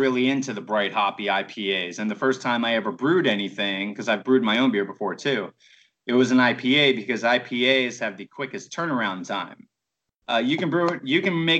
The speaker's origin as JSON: {"language": "English", "town": "Baltimore", "region": "Maryland", "country": "United States", "moved": "yes", "said": "I'm from Baltimore"}